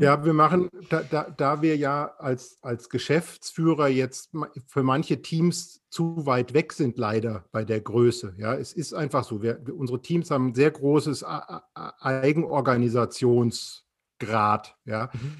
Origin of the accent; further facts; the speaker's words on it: Frankfurt, Hesse, Germany; now in Offenburg, Germany; als Frankfurter